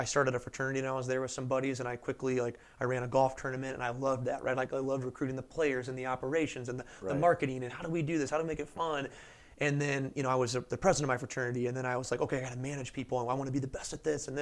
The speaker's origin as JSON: {"language": "English", "town": "St. Louis", "region": "Missouri", "country": "United States", "tie": "born or raised there", "said": "born and raised in St. Louis, Missouri, always loved baseball, grew up a Cardinals fan."}